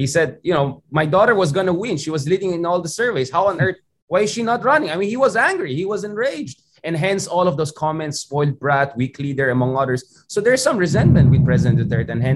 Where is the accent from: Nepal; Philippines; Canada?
Philippines; Baguio, Cordillera Administrative Region; I come from the north. I come from Baguio. According to my mom, I was almost born on Marcos Highway